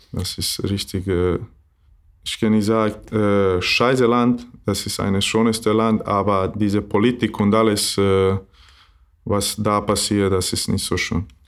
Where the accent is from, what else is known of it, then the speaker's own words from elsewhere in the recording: Maglaj, Federation of Bosnia and Herzegovina, Bosnia & Herzegovina; German is a second language; also born or lived in Doboj; now in Flensburg, Germany; ich bin nicht aus Doboj, äh, weil ich bin aus Maglai. Das ist ein kleines Wort in äh, Mitte Bosnien und aber habe ich in Doboj geboren